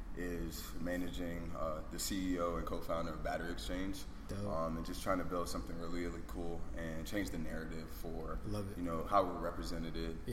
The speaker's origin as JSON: {"language": "English", "town": "Charlotte", "region": "North Carolina", "country": "United States", "tie": "born or raised there", "also_born_or_lived": "New York", "said": "Originally from New York, grew up in Charlotte. But I think my, you know, who I am spans from being of Jamaican heritage, first generation American."}